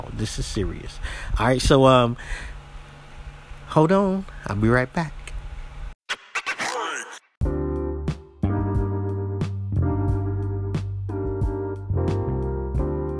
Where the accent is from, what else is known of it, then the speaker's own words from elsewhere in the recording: southern U.S., United States; moved away as an adult; when I moved back to my hometown